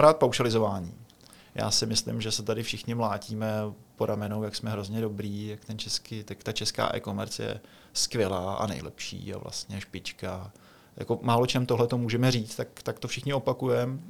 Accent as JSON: {"language": "Czech", "country": "Czechia", "said": "my Češi jsme specifický"}